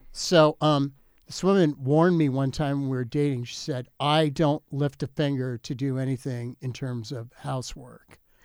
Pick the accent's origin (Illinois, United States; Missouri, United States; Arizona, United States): Arizona, United States; Phoenix; I grew up in Phoenix